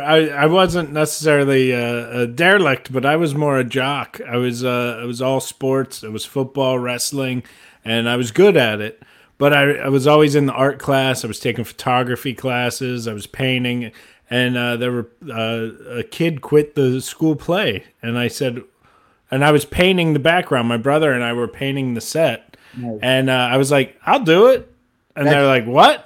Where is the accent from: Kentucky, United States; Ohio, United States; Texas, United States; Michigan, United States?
Ohio, United States; moved away; I grew up in Ohio